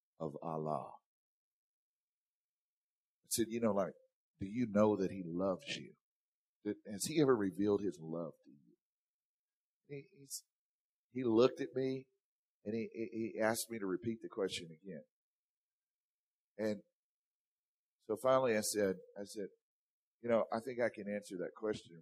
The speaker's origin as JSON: {"language": "English", "area": "the South", "region": "Louisiana", "country": "United States", "said": "I'm from the South."}